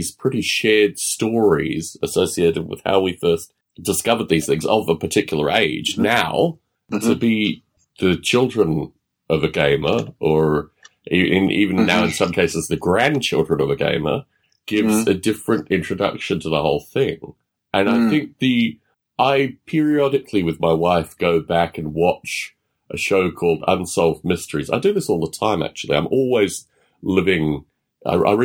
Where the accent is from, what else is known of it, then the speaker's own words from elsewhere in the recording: Australia; growing up in Australia